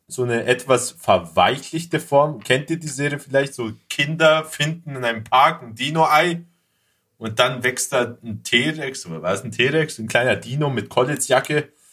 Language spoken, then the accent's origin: German; Greece; als Grieche